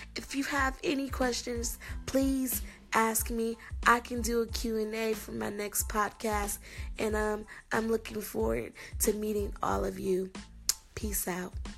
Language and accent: English; Milwaukee, Wisconsin, United States; moved away as an adult; now in Goodyear, United States; I'm originally from Milwaukee, Wisconsin, but I currently live in Goodyear, Arizona, and I've lived here for approximately 13 years.